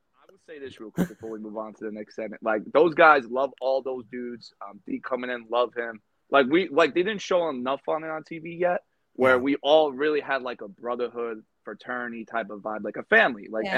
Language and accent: English; East Coast, United States; The fact that, like Marissa just said, we're both from the East Coast.